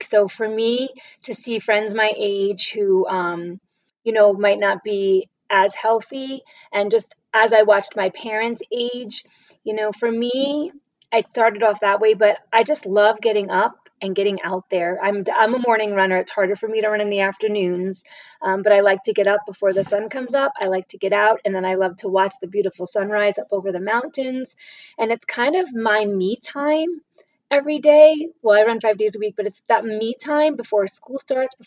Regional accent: New York, United States; also born or lived in Massachusetts / New Hampshire / Rhode Island; now in Las Cruces, United States; I grew up in New York

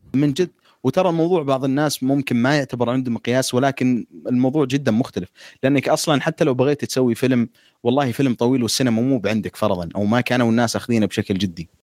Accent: Saudi Arabia; احنا سعوديين

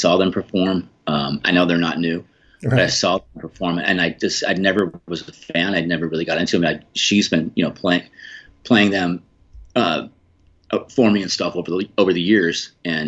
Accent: Boulder, Colorado, United States; I grew up in Boulder, Colorado

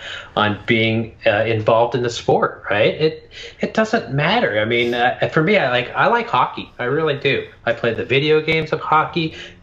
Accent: Montana, United States; now in Washington, United States; I'm from Montana, now living out in Washington.

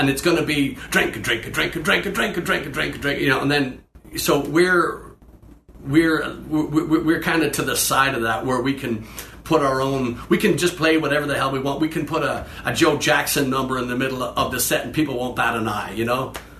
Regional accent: Dublin, Leinster, Ireland; Growing up in Dublin, you can't discount or bypass

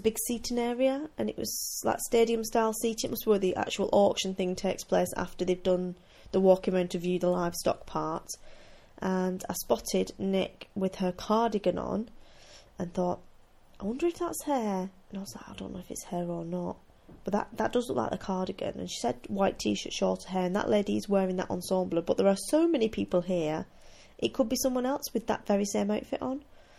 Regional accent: United Kingdom; because we're all British, so we stand there and we don't want to touch a yarn that someone else might be looking

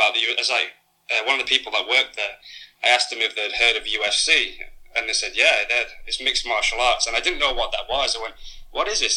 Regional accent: Preston, North West England, United Kingdom; moved away as an adult; also born or lived in London / Manchester; now in Phuket, Thailand; in my hometown called Preston

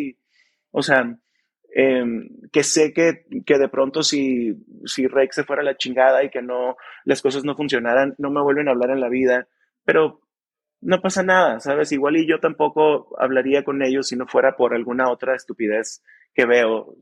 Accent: Mexicali, Baja California, Mexico; somos de Mexicali los tres

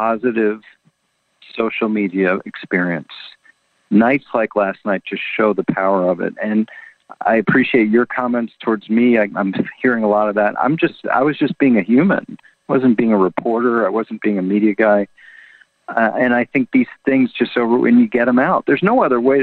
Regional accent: Washington, District of Columbia, United States; I'm from Washington, D.C., huge Redskin fan growing up

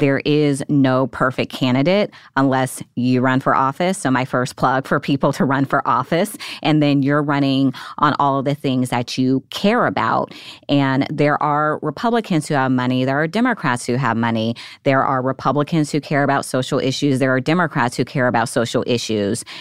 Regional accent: Nevada, United States; moved away as an adult; now in Washington, D.C., United States; my home State, Nevada

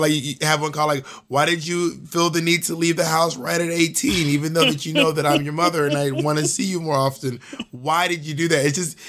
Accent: Georgia, United States; also born or lived in Alabama / Mississippi; now in New York City, United States; But I am a Southerner. I was born and raised in Georgia, and I was raised in Alabama and Mississippi, too. But I just don't have a Southern accent.

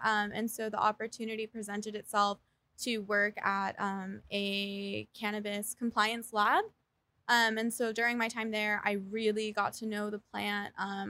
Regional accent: Belmont, California, United States; Belmont, California.

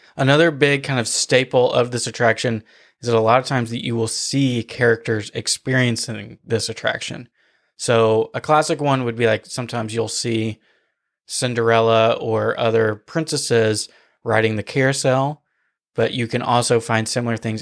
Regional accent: outside of Nashville, Tennessee, United States; where we grew up outside of Nashville

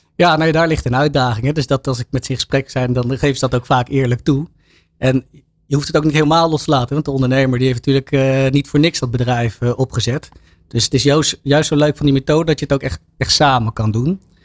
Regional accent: Laren, North Holland, Netherlands; ik kom uit Laren, hier om de hoek

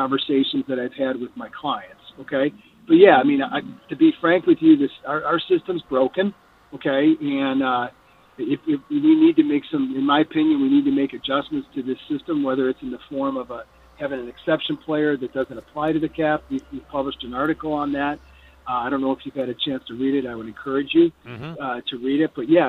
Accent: Michigan, United States; now in Colorado, United States; It's where I spend most mm-hmm. of my time, but I'm from Michigan

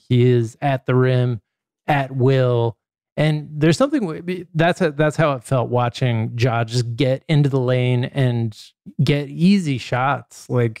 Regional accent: New York, United States; We are from New York.

